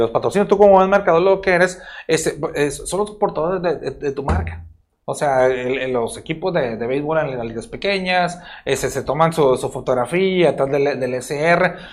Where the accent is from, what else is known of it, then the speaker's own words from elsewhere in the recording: Culiacán, Sinaloa, Mexico; also born or lived in Los Mochis; Soy, de Culiacán, de, aquí cerquita, de la Obregón